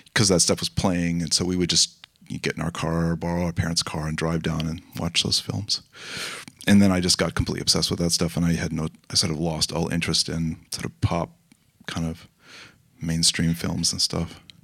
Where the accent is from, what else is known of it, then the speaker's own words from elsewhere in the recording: Los Angeles, California, United States; I grew up in Los Angeles